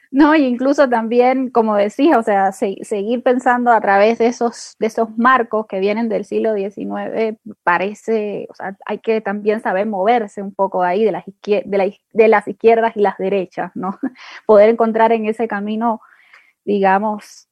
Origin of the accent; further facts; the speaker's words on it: Cuba; para nosotras, para nosotros como cubanos